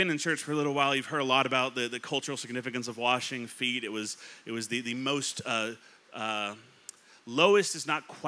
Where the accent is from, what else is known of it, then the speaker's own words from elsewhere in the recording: California, United States; moved away; I grew up in California